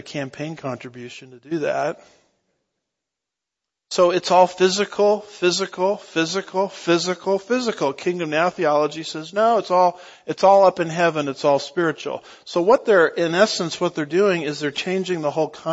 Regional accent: Southern California, United States; I grew up in Southern California

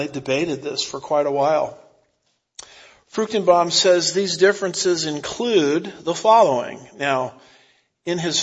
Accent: California, United States; I'm from California

